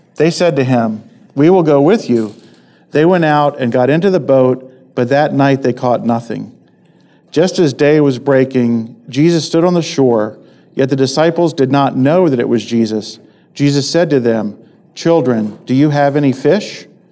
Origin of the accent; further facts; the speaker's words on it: Maryland, United States; I'm from Maryland